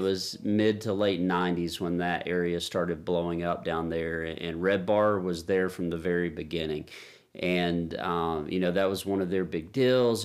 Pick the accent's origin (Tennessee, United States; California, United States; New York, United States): Tennessee, United States; Nashville; we're from Nashville, Music City